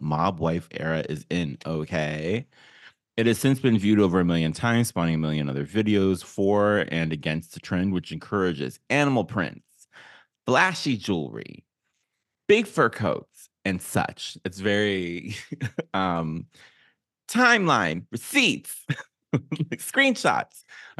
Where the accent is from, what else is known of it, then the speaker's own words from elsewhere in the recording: Youngstown, Ohio, United States; even coming from like a big Puerto Rican family, like the thing is it's so, and like, and I'm from Youngstown. And so it's like very much parallel with all my Italian friends growing up.